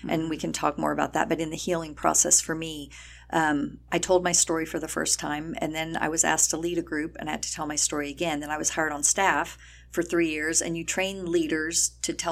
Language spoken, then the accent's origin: English; El Paso, Texas, United States; I'm from El Paso.